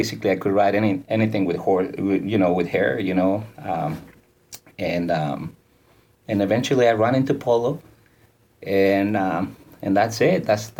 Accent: Ciudad Juárez, Chihuahua, Mexico; moved away as an adult; now in Palm Beach, United States; Well, I was born in Juarez, Mexico, which is a border town.

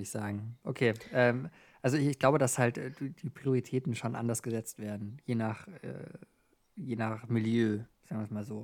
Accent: Switzerland; Also ähm, wenn ich äh, als Schweizer einfach Geld habe, habe ich ja Geld.

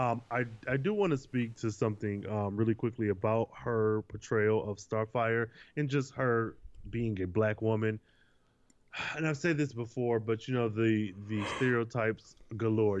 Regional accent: Michigan, United States; I'm from Michigan and I know it only takes three hours to get to Chicago from my hometown

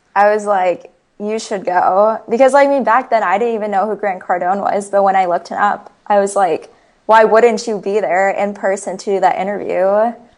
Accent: Ames, Iowa, United States; I was born and raised in Ames, Iowa.

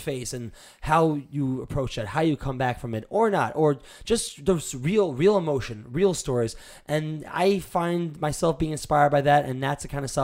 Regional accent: New York City, New York, United States; I was born in New York. And I was brought up in a pretty positive home.

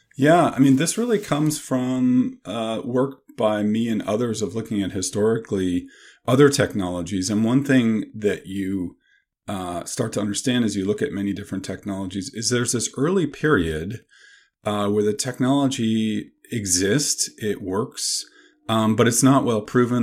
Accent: Canada; now in Madison, United States; I grew up in Canada

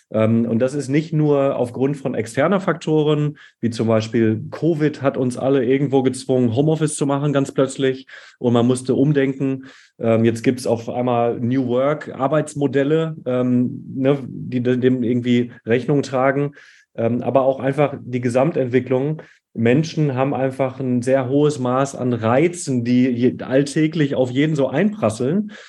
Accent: Hattingen, North Rhine-Westphalia, Germany; Ähm, ich komme aus dem Ruhrgebiet an einer kleinen Stadt namens Hattingen, so näher Essen, Bochum, Dortmund oder erweitert auch Köln. Äh, bin dort aufgewachsen

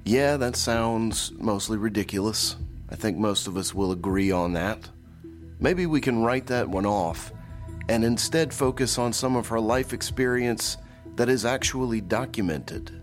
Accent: Jackson, Mississippi, United States; now in Tupelo, United States; I'm from Jackson, Mississippi, and I moved around a bit in my career, but eventually wound up working back in Mississippi

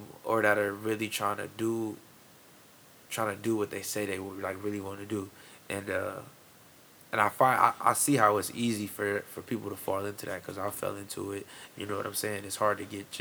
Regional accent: Fremont, Ohio, United States; now in Sandusky, United States; I'm from Fremont initially. I was born in Fremont.

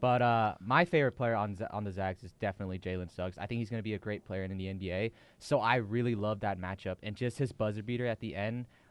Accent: Washington, United States; we're from Washington

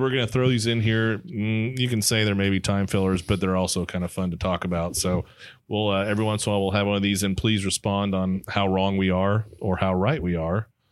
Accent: Dallas, Texas, United States; I grew up in Dallas

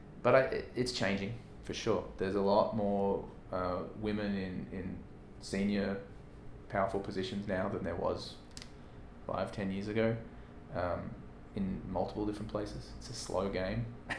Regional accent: Australia; now in United States; I mean, I came from Australia to the US.

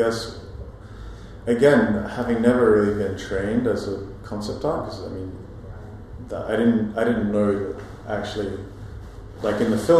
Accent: Australia; moved away as an adult; also born or lived in Hong Kong; I grew up in Australia

